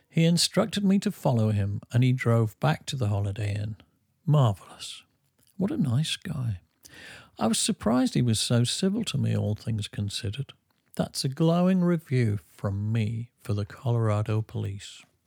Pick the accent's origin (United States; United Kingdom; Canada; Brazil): United Kingdom; England; I'm English